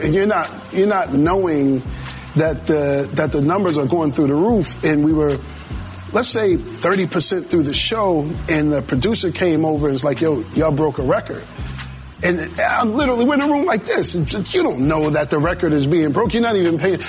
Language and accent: English; Springfield, Massachusetts, United States; now in Atlanta, United States; Springfield, Massachusetts. That's my hometown.